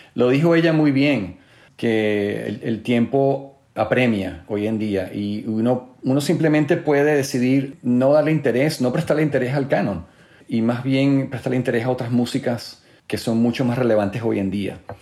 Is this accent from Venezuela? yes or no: yes; Venezuela; siendo venezolano